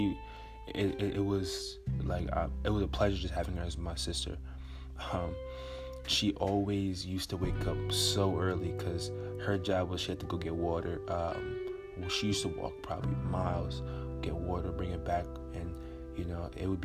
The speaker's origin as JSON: {"language": "English", "town": "Port-au-Prince", "region": "Ouest", "country": "Haiti", "tie": "born or raised there", "said": "I was born in Port-au-Prince, Haiti"}